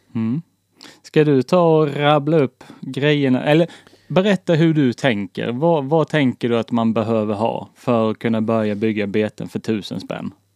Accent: the Småland border near Blekinge, Sweden; jag kommer från alltså, Smålandsgränsen. Den var så nära Blekinge så jag har ju en, alltså, en liten skvätt i blodet. Det är liksom från Småland.

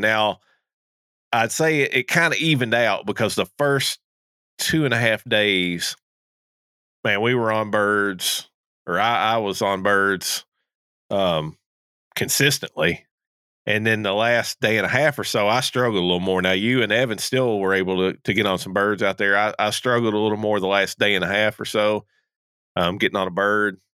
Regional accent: Kentucky, United States; moved away; I'm originally from Kentucky

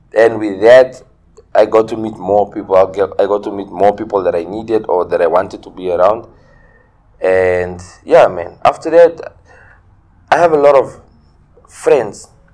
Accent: Ongwediva, Oshana, Namibia; also born or lived in Windhoek / Tsumeb; I'm from Ongwediva. I grew up in Ongwediva. Okay. Uh, I was born and raised here in Ongwediva.

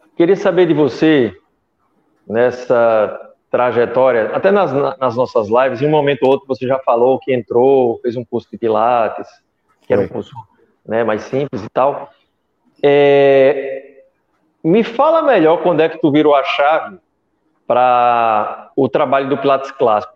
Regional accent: Brazil; eu sou brasileiro

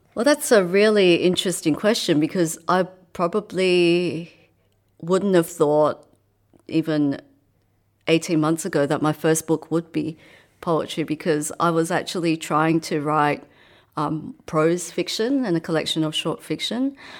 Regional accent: Australia; also born or lived in Hong Kong / England; by the time I was eight, I came over here to Australia.

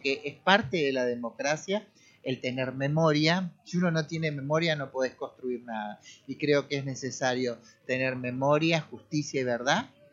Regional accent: Argentina; en mi país lo estamos viendo, es en Argentina

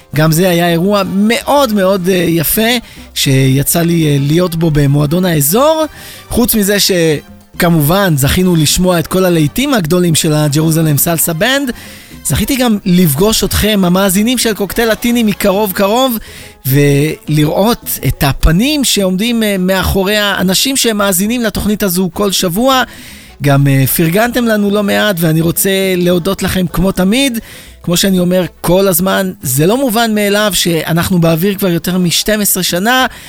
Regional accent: Israel

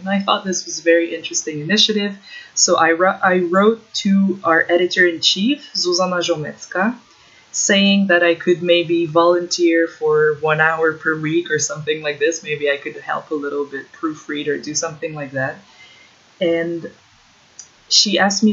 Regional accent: Ottawa, Ontario, Canada; moved away as an adult; also born or lived in Czech Republic; now in Warsaw, Poland; studying Central and Eastern European politics back in Ottawa, in my hometown

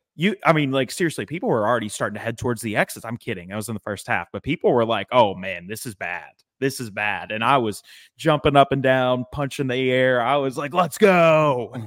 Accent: East Tennessee, United States; now in Nashville, United States; I grew up in East Tennessee

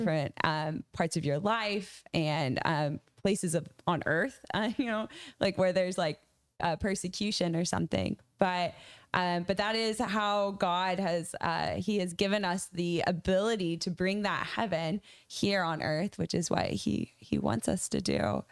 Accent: a tiny town in Maine, United States; I grew up in a, a part of America where churches sent their, their people as missionaries

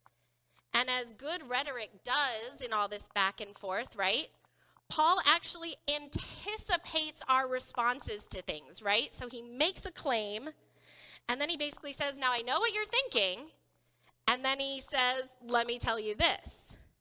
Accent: the Bible Belt, Southern United States, United States; Growing up in the Bible Belt, even as a Lutheran

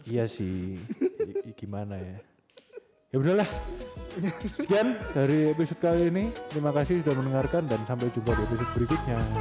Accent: Indonesia; saya bangga sebagai warga negara Indonesia

